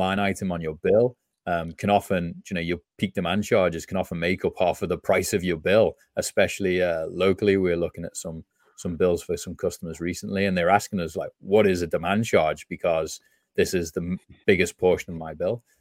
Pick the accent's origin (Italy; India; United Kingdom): United Kingdom; just outside Liverpool, North West England; moved away; grew up just outside Liverpool, England